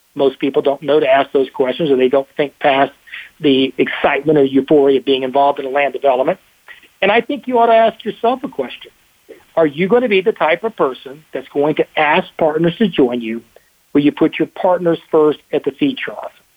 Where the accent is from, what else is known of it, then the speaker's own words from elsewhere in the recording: Texas, United States; I'm the Texan